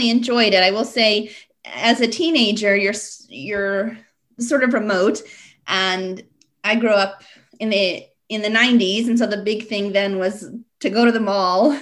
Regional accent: Pine, Colorado, United States; moved away as an adult; now in Las Vegas, United States; the neighborhood that I grew up in Pine, Colorado

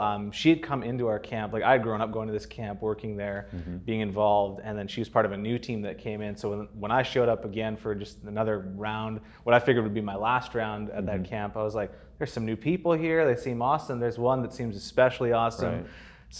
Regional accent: Northwest Territories, Canada; also born or lived in Calgary, Alberta; so I was born in Calgary in Alberta, and my family moved around a bit through my growing up years. So I moved to the Northwest Territories for a time. We were there for about 9 years.

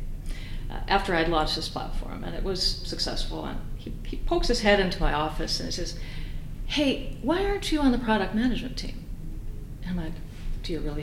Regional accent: Finland; moved away as an adult; also born or lived in Austin, Texas, United States; I was growing up in Finland at this time

